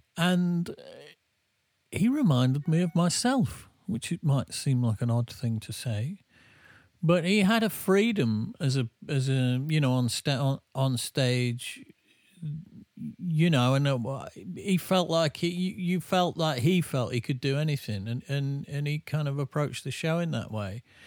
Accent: England, United Kingdom; I'm English

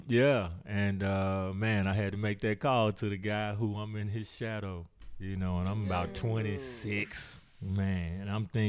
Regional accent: Dallas, Texas, United States; I was raised in Dallas.

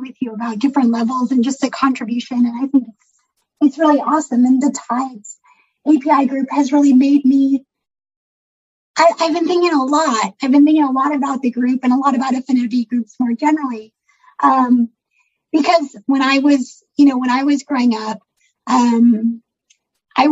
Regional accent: North Bay, California, United States; I'm actually from the North Bay

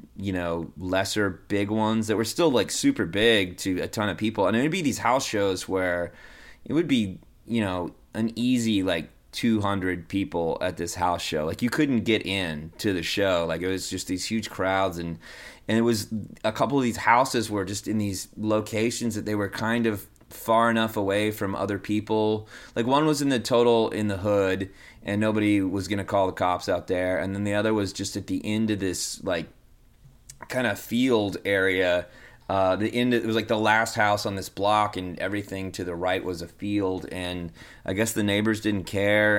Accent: Denton, Texas, United States; I grew up in Denton, Texas

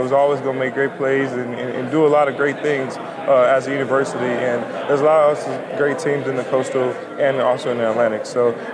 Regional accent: Haiti; now in Pittsburgh, United States; I was born in Haiti

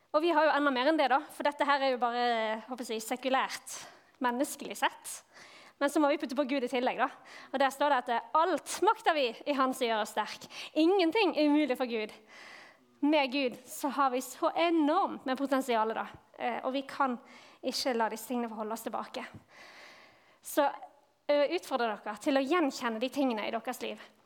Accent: Bergen, Vestland, Norway; now in Vigrestad, Norway; Jeg kommer fra Bergen

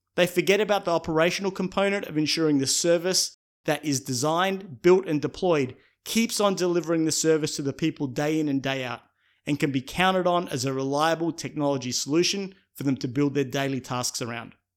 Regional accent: Australia; my home country of Australia

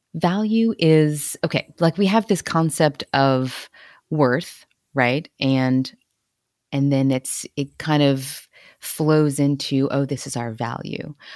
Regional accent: Cajun, Louisiana, United States; I'm also Cajun, so, right, all our bloodlines are all mixed and mashed and mingled.

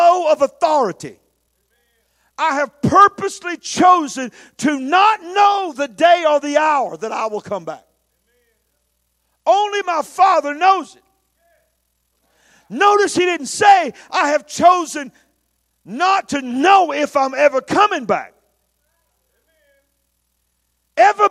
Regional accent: United States; I'm an American

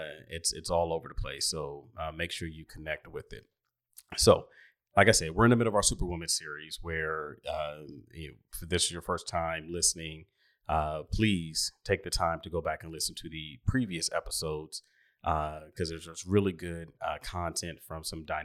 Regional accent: Oklahoma City, Oklahoma, United States; I grew up in Oklahoma City, and, you know, obviously years ago, it's different than it is now.

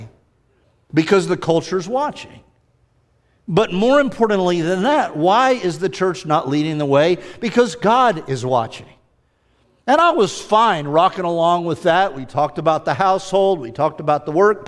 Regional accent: United States; we have sort of migrated as an American people

